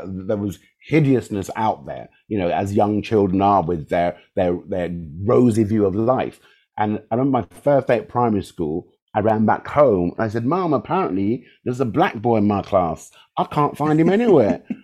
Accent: London, United Kingdom; also born or lived in Chelsea / Wimbledon / Hammersmith; Balham, Southwest 12, is kind of where I grew

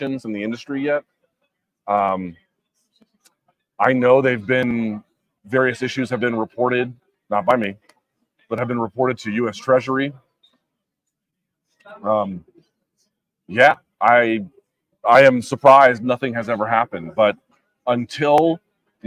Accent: Washington, District of Columbia, United States; also born or lived in New York City / Oxon Hill, Maryland / Arlington; I grew up in DC proper. I lived as a teenager with my dad in DC proper.

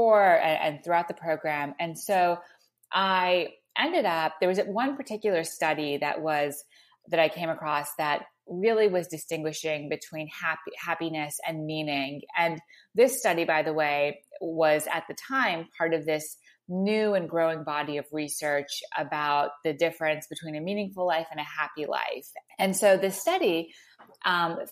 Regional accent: Montreal, Quebec, Canada; I grew up in Montreal

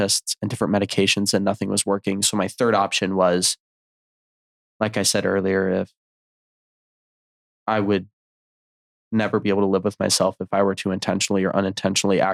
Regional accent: Virginia, United States; also born or lived in Utah; When I moved from Utah, I had gone back home to Virginia

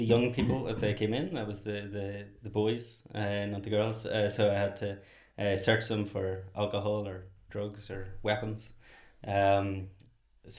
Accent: Northern Ireland, United Kingdom; moved away as an adult; now in Dublin, Ireland; I'm from Northern Ireland. I've been living in Dublin for 16 years.

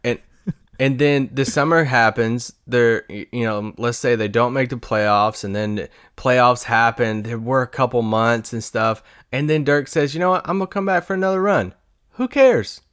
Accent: Kentucky, United States; also born or lived in Louisville, Kentucky; I'm from Kentucky, and I lived in Louisville for a while

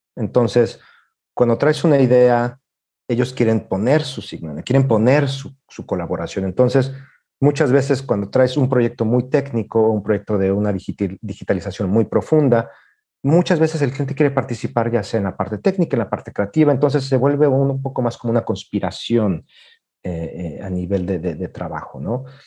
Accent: Mexico City, Mexico; moved away as an adult; also born or lived in China; now in Japan; soy mexicano de la Ciudad de México

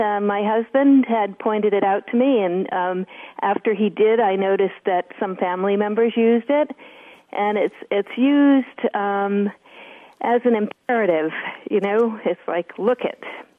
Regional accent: Adirondack Mountains, New York, United States; I'm from the Adirondack Mountains in New York State.

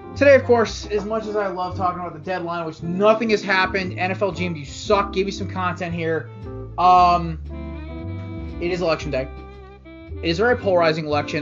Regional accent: United States; we're still all Americans

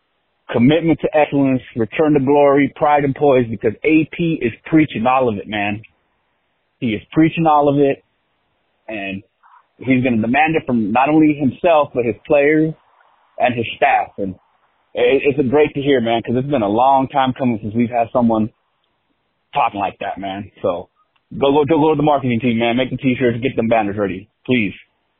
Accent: California, United States; You know, I am from Southern California. I'm not from the L.A. area, but from the Orange County area

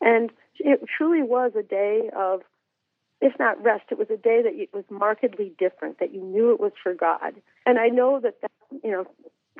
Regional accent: Massachusetts, United States; I grew up in Massachusetts as well

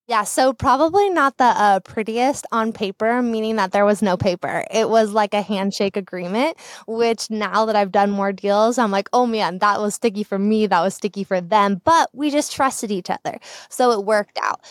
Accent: Southern California, United States; moved away as an adult; now in Boise, United States; I am a Southern California native, born and raised in Southern California. I moved up here to Boise, Idaho in late twenty seventeen

